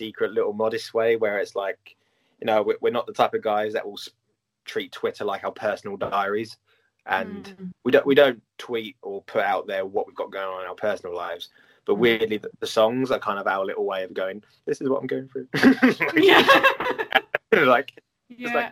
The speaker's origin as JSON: {"language": "English", "country": "United Kingdom", "said": "as British people"}